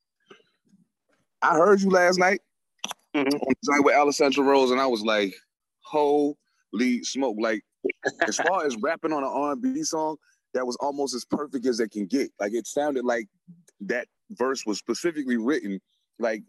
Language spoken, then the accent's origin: English; East Coast, United States; I'm being from the East Coast